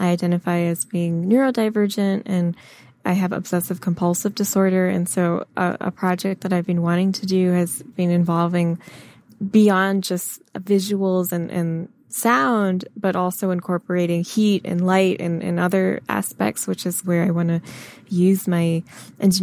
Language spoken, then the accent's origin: English; Michigan, United States; I grew up in Michigan